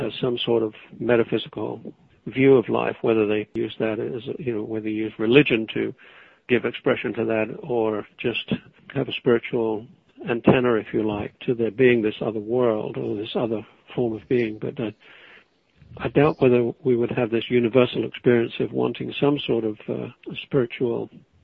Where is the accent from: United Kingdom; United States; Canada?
United Kingdom; England; moved away; I'm English